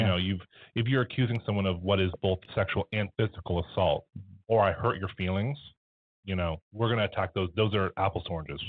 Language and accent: English; Canada; also born or lived in Halifax; beyond us being Canadian, being in Halifax